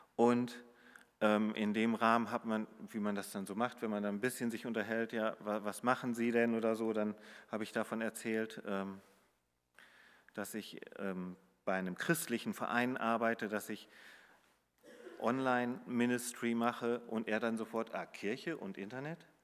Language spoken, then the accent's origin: German; Hamburg, Germany; wo ich äh, aus Hamburg komme